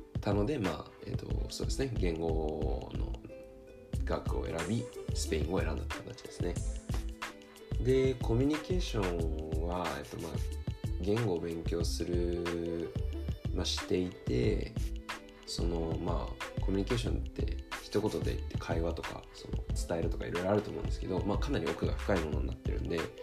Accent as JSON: {"language": "Japanese", "region": "Tokyo", "country": "Japan", "tie": "born or raised there", "moved": "as an adult", "lives_now": "California, United States", "said": "生まれも育ちも日本の東京です"}